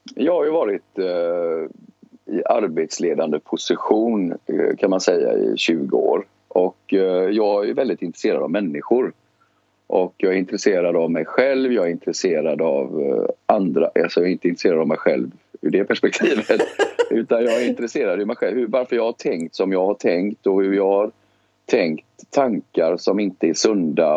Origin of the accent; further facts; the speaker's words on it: Gothenburg, Västra Götaland, Sweden; moved away; also born or lived in Stockholm; jag är uppvuxen i Biskopsgården eh, och växte upp där på 70-talet.